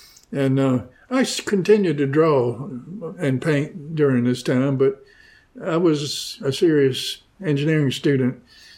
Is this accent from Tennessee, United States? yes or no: yes; Shelbyville, Tennessee, United States; born or raised there